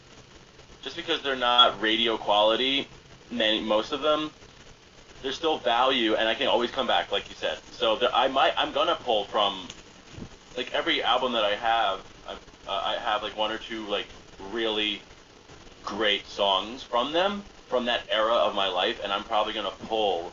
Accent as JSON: {"language": "English", "town": "Lansdale", "region": "Pennsylvania", "country": "United States", "tie": "born or raised there", "said": "my hometown of Lansdale"}